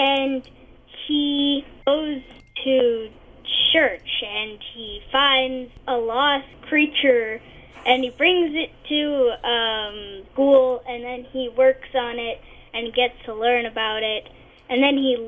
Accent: Canada; accent: Canadian; I'm Canadian

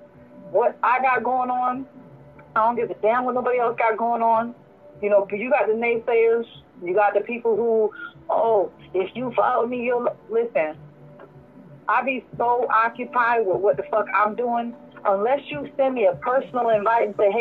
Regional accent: Chicago, Illinois, United States; moved away; where I come from, I'm from Chicago originally

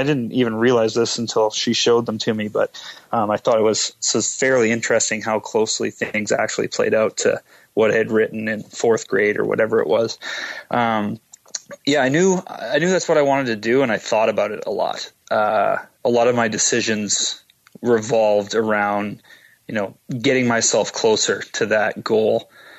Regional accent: Edmonton, Alberta, Canada; My parents were both born and raised in Edmonton. And so I grew up watching the Oilers

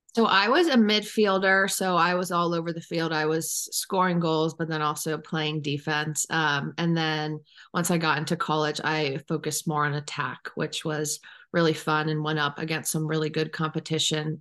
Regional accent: Cleveland, Ohio, United States; moved away as an adult; now in Chatham, United States; I was born and raised in Cleveland, Ohio

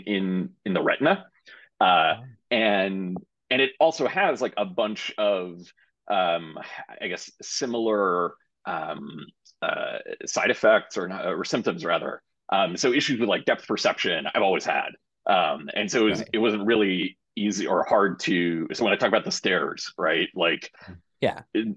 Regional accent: New York, United States; moved away as an adult; now in Cambridge, United States; I'm originally from New York

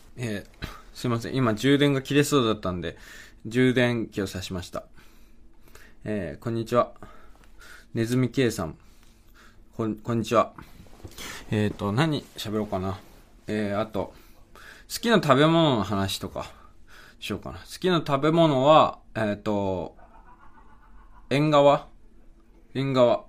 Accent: Okayama, Japan; 岡山県出身です

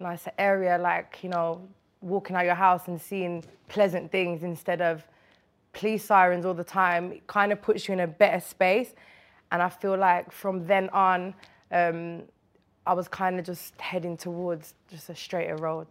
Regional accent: Birmingham, West Midlands, United Kingdom; moved away as an adult; now in London, United Kingdom; I grew up in Winston Green in Birmingham

